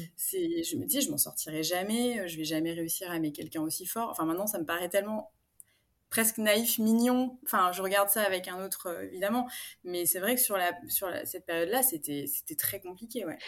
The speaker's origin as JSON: {"language": "French", "town": "Paris", "region": "Île-de-France", "country": "France", "moved": "as an adult", "lives_now": "Aix-en-Provence, France", "said": "moi, je suis parisienne d'origine. J'ai emménagé à Aix-en-Provence il y a bientôt deux ans."}